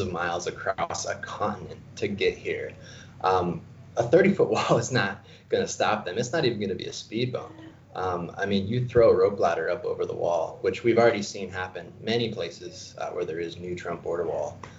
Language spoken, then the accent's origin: English; Arizona, United States; I'm born and raised in Arizona